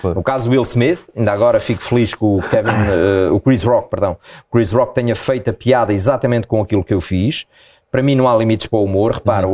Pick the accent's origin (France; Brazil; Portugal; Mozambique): Portugal; Proença Nova, Centro; also born or lived in Angola; eu nasci em Angola, mas depois morámos na zona centro, em Proença Nova, muitos anos